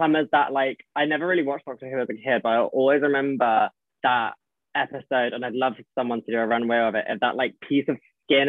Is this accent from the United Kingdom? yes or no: yes; United Kingdom; like all the different things that like we as British people do and kind of portray ourselves as.